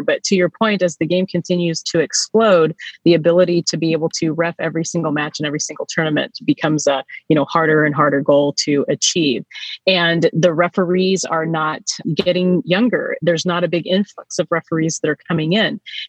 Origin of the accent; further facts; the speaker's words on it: Surprise, Arizona, United States; as I was growing up in Surprise, Arizona.